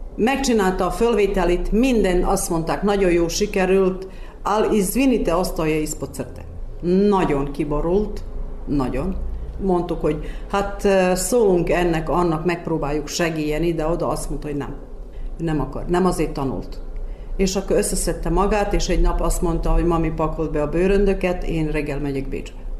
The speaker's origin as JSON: {"language": "Hungarian", "town": "Udvarszállás", "region": "Vojvodina", "country": "Serbia", "tie": "born or raised there", "moved": "yes", "lives_now": "Vršac, Serbia", "said": "Udvarszállási születésű vagyok, de már 40, majd 42 éve itt élek Versecen"}